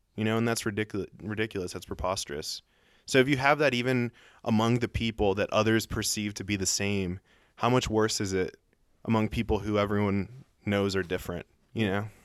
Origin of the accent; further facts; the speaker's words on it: Colombia; moved away; I was born in Colombia and I look tan and I speak Spanish